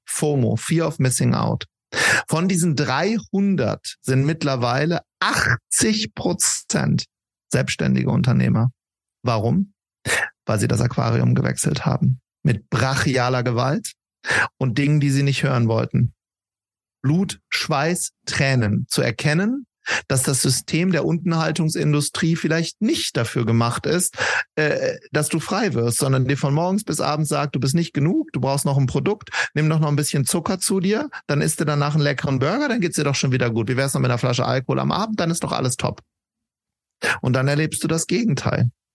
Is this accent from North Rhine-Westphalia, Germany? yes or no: yes; Wuppertal, North Rhine-Westphalia, Germany; wir kommen beide aus Wuppertal